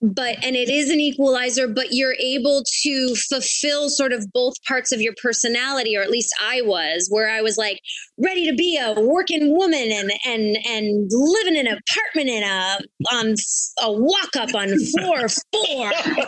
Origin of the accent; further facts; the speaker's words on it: Detroit, Michigan, United States; moved away as an adult; also born or lived in New York City; I remember growing up in Detroit and in Michigan, where like there's like as you get on the outskirts, there's like a ton of land and backyards that are just overgrown and you can run around.